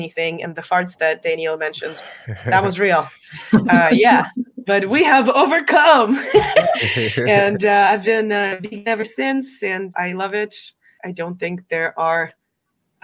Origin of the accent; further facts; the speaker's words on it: Russia; moved away as an adult; now in United States; I'm not American. I'm from Russia. Originally I came here 11 years ago.